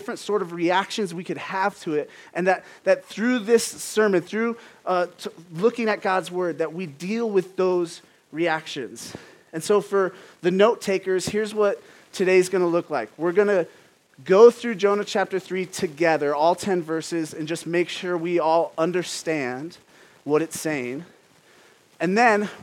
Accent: Phoenix, Arizona, United States; I'm from Phoenix. And growing up, a pet peeve of mine, I'm from actual Phoenix

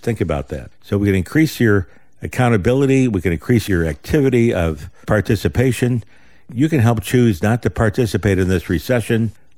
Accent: United States; We're Americans

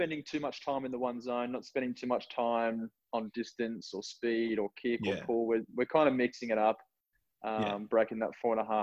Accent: Newcastle, New South Wales, Australia; moved away as an adult; now in Gold Coast, Australia; born and raised in Newcastle, Novocashrian at heart, currently on the Gold Coast

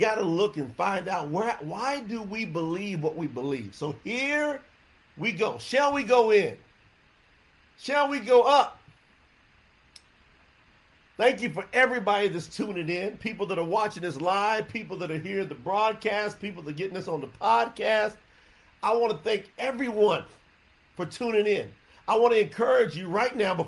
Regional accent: the South, United States; I was raised up in the South

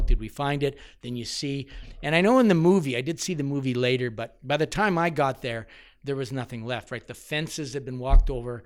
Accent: London, Ontario, Canada; moved away as an adult; now in Alberta, Canada; I grew up in London, Ontario

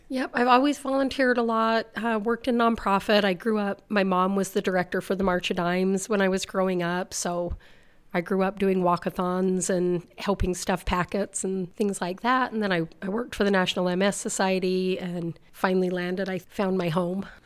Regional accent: South Weber, Utah, United States; I grew up in South Weber, lived there my whole life, fifty-five years.

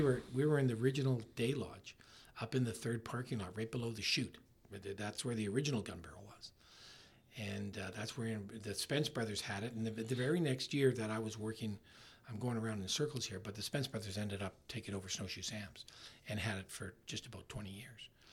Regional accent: Winnipeg, Manitoba, Canada; moved away as an adult; also born or lived in Brandon, Manitoba; now in Okanagan Valley, Canada; I'm from Winnipeg

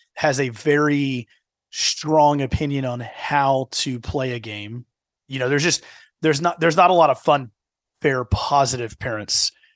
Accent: Houston, Texas, United States; now in Dallas-Fort Worth, United States; the D F W market is very different than what I grew up in in the Houston market

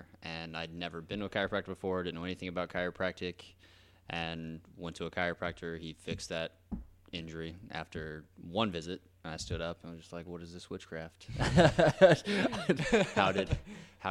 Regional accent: Oakland City, Indiana, United States; I am originally from Oakland City, Indiana.

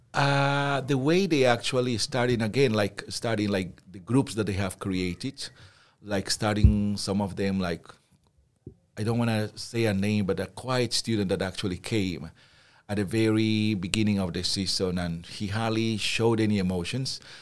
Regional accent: Peru; moved away; I come from Peru

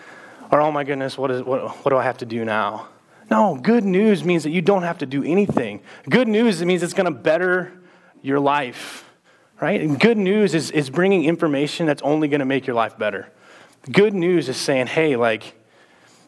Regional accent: Texas, United States; now in Mason City, United States; we're both from Texas

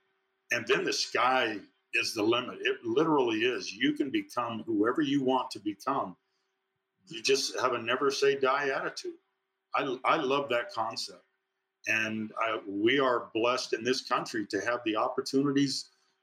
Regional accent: Provo, Utah, United States; Coaching in my hometown at my alma mater

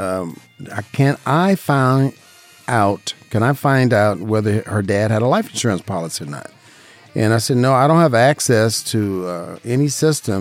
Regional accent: Las Vegas, Nevada, United States; born and raised in Las Vegas, Nevada.

